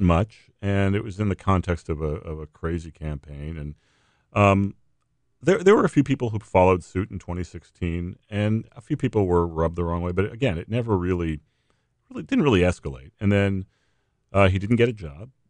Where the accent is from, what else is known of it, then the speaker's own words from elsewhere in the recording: New England, United States; moved away; I, I grew up in New England